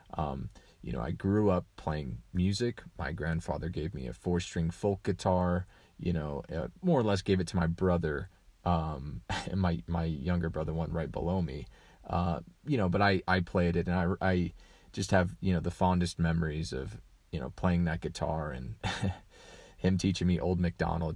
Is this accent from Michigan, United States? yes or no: no; Colorado, United States; I grew up in Colorado